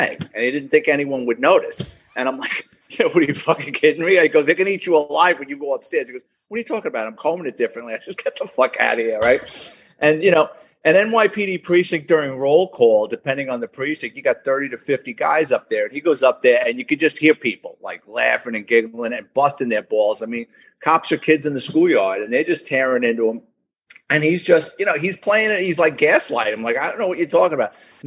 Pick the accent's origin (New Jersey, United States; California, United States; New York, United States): New York, United States; New York City; I was born and raised in the Bronx